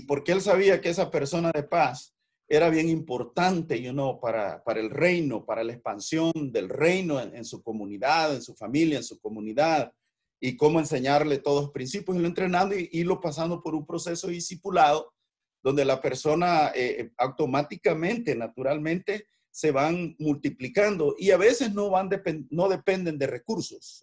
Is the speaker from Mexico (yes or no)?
no; El Salvador; moved away as an adult; also born or lived in San Francisco; now in United States; soy de origen salvadoreño